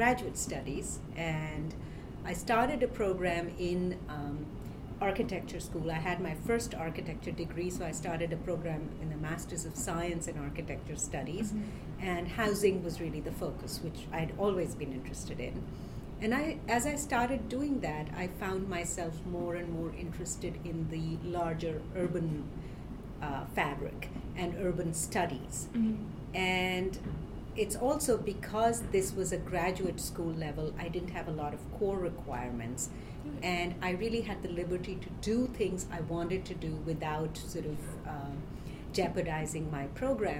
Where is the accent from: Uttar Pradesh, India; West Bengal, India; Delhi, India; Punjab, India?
Delhi, India; moved away as an adult; now in New York City, United States; I grew up in India in a big city, Delhi.